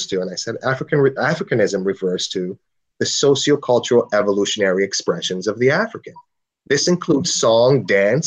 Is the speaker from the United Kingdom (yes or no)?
no; Trinidad & Tobago; moved away; how I grew up in Trinidad